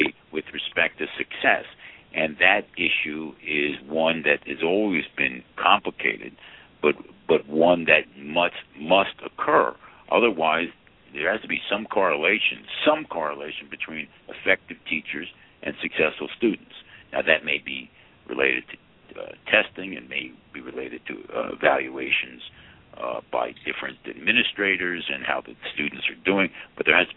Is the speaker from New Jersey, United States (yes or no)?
yes; Plainfield, New Jersey, United States; I had a great experience growing up in Plainfield